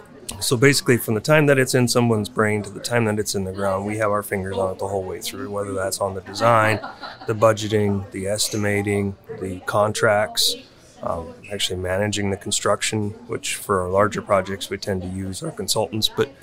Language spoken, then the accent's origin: English; Williston, North Dakota, United States; I'm from Williston originally, as you know. Classmates graduated a few years ahead of me, but not too terribly many. And just kind of always been here, just been home.